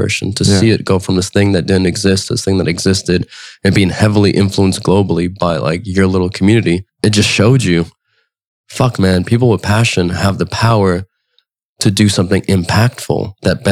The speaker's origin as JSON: {"language": "English", "town": "San Francisco", "region": "California", "country": "United States", "tie": "born or raised there", "said": "I grew up in San Francisco"}